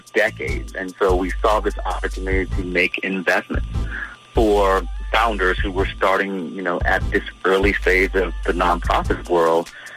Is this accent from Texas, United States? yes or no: no; Virginia Beach, Virginia, United States; I grew up in Virginia Beach in Green Run.